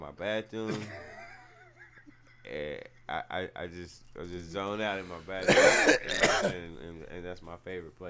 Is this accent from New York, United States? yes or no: no; Texas, United States; also born or lived in Virginia; now in West Coast, United States; I'm from Texas, and I live on the West Coast now.